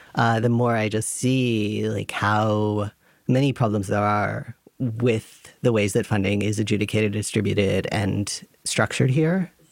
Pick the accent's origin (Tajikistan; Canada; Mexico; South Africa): Canada; now in Germany; I come from Canada